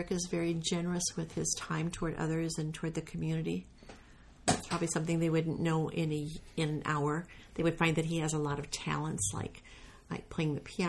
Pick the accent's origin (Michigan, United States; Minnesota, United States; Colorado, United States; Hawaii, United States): Minnesota, United States; I grew up in Minnesota.